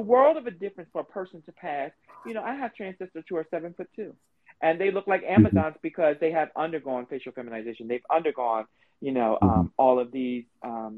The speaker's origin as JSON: {"language": "English", "region": "New Jersey", "country": "United States", "said": "I'm from Jersey, but I've lived in Jersey a long time"}